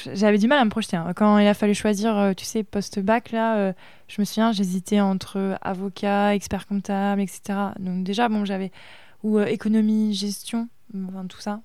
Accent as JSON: {"language": "French", "area": "Aubigny", "region": "Pays de la Loire", "country": "France", "tie": "born or raised there", "also_born_or_lived": "Bordeaux / Les Sables-d'Olonne", "said": "je viens d'Avrier. c'est pas hyper connu"}